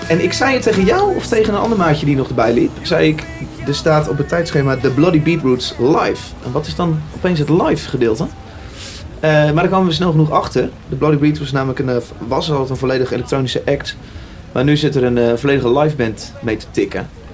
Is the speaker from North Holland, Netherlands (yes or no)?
no; Utrecht, Netherlands; En ik kom uit Utrecht.